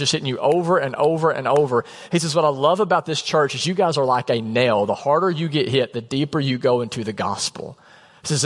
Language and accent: English; United States; as an American